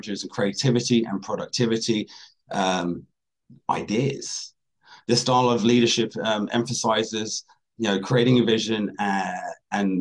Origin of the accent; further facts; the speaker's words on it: Washington State near Seattle, United States; I grew up in Washington State near Seattle